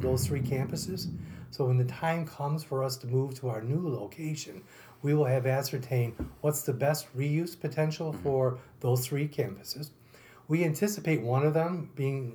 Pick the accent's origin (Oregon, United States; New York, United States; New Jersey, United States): New York, United States; Marcy; also born or lived in Holland Patent, New York; I'm born and raised in Holland Patton. Actually, I lived in Marcy.